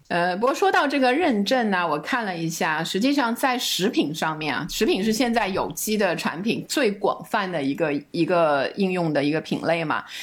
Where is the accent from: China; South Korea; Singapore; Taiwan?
China; 我们中国人的这个吃蔬菜的观念